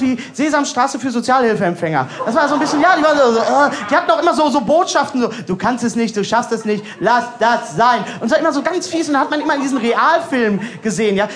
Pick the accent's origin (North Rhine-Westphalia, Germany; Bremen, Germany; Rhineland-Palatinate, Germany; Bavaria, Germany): North Rhine-Westphalia, Germany; Bochum; Ja, ich komme aus, aus äh, Bochum